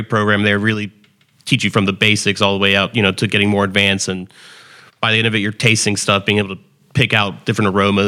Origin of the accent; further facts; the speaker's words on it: New York City, New York, United States; also born or lived in Winston-Salem, United States; I'm originally from New York City.